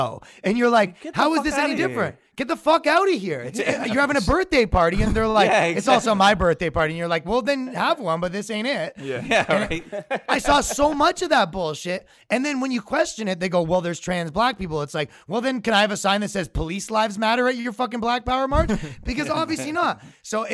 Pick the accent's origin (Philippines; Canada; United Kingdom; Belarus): Canada; Toronto, Ontario; moved away as an adult; now in New York, United States; I'm from Toronto, Canada